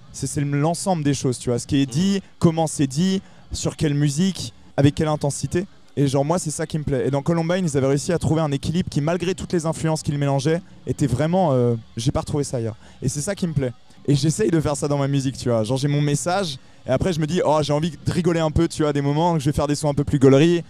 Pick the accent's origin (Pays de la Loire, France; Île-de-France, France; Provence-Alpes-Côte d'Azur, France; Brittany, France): Pays de la Loire, France; north of Nantes; je viens du nord de Nantes.